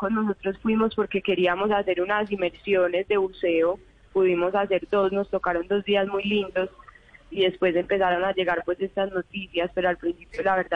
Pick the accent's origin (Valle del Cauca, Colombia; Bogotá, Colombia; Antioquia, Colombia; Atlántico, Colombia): Antioquia, Colombia; Medellín; De Medellín.